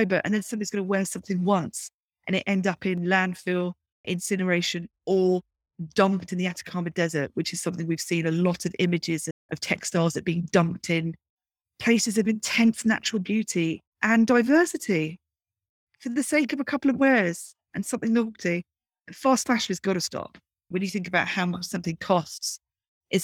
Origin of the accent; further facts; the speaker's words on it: Brighton, South East England, United Kingdom; growing up in Brighton in the UK.